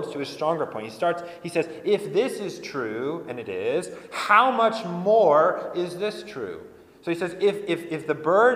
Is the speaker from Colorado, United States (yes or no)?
yes; Colorado, United States; I grew up in Colorado